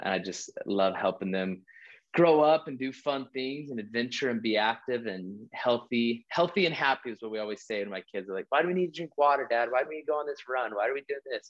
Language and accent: English; Utah, United States; moved away as an adult; also born or lived in Hawaii / Texas; I was born and raised in Utah. I've lived all over the country